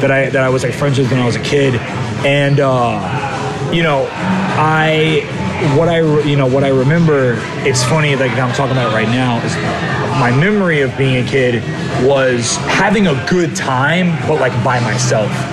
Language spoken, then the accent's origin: English; Richmond, Virginia, United States; I was born in Richmond, Virginia in 1989